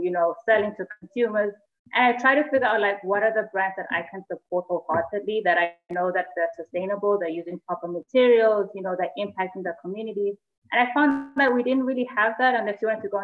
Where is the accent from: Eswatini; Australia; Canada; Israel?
Eswatini; I'm from Swaziland